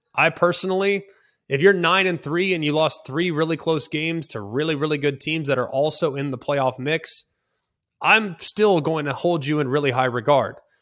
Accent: Dallas, Texas, United States; I'm from Dallas, Fort Worth. I grew up with that game on Thanksgiving.

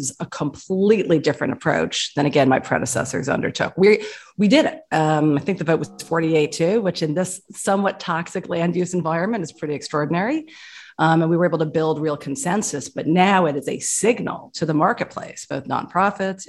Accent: New York City, New York, United States; as a New Yorker

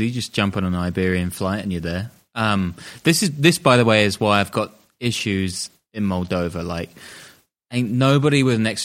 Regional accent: United Kingdom; I'm British.

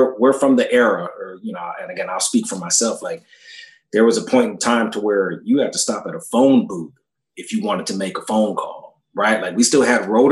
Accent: Orange County, California, United States; also born or lived in Fullerton / Carson; I grew up playing in Orange County

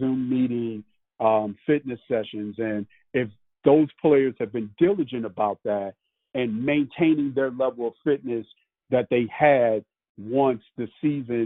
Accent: Southern California, United States; also born or lived in Chicago; growing up in Southern California

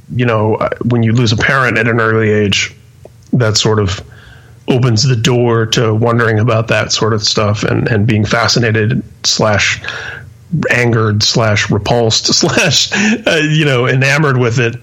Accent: Indianapolis, Indiana, United States; also born or lived in San Mateo, California; I was uh, born and raised in Indianapolis

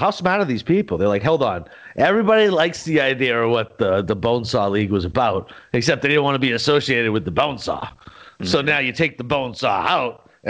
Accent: Boston, Massachusetts, United States; now in Florida, United States; Wynn's got a beautiful casino up in my hometown in Boston.

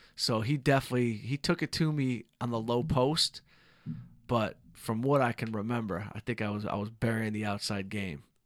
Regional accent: Southfield, Michigan, United States; now in Los Angeles, United States; from Southfield, Michigan

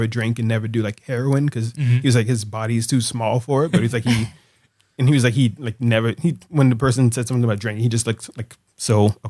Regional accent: New Orleans, Louisiana, United States; it was such a part of like the culture of growing up in the South and in New Orleans.

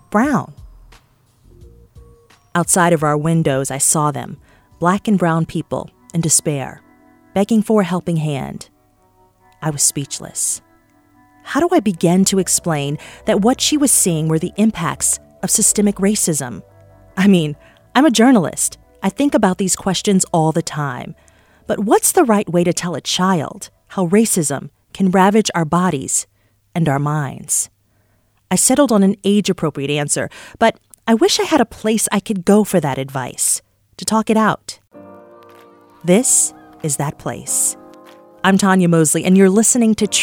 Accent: Detroit, Michigan, United States; moved away; My hometown

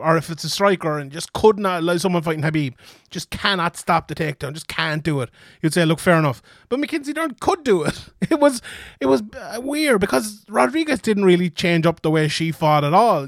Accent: Ireland; I'm Irish

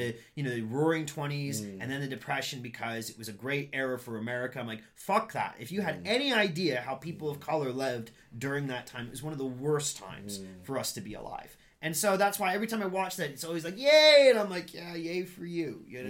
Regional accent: Midwest, United States; I grew up in the Midwest

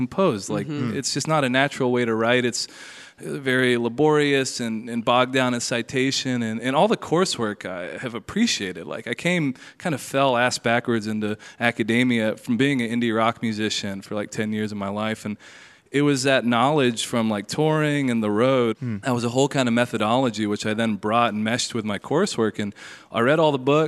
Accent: Tennessee, United States; moved away; also born or lived in Wyoming; growing up in Tennessee

